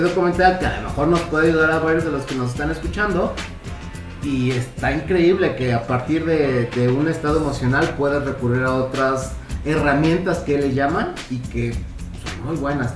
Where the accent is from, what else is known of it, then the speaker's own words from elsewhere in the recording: Tijuana, Baja California, Mexico; hace muchos años en mi infancia, cuando vivía en Tijuana con mis papás